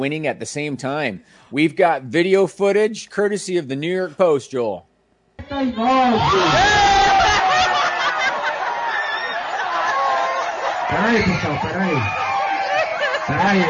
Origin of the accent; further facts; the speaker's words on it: Canada; I am Canadian